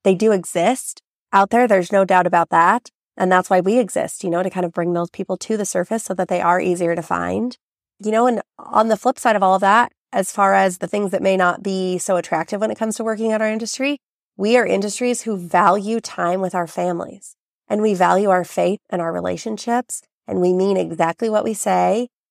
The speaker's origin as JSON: {"language": "English", "region": "Southern Idaho", "country": "United States", "tie": "born or raised there", "said": "growing up in Southern Idaho, I have been immersed in ranching and farming."}